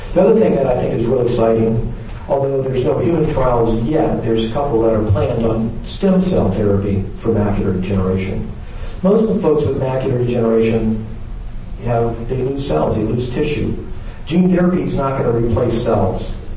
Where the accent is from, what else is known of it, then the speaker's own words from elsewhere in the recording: the South, United States; I'm from the South